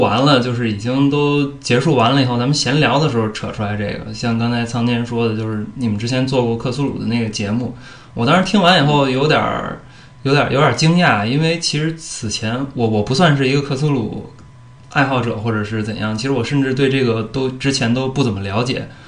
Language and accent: Chinese; Beijing, China; 我小时候住的那个是在，就是北京那个，北京站，呃，附近，朝，朝内南小街的一个胡同里面的一个部队的小院儿里面